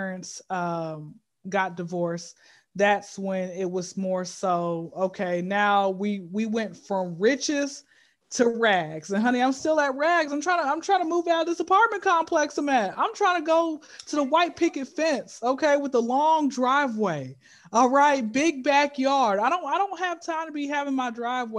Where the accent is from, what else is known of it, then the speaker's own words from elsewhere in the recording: Atlanta, Georgia, United States; I've been in Atlanta since I was zero